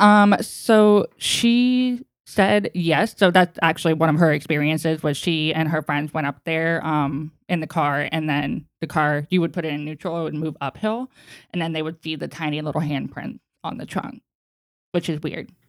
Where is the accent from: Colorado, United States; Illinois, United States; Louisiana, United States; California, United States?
California, United States; East Bay; we were born and raised in California. Um, we lived in the East Bay, farmland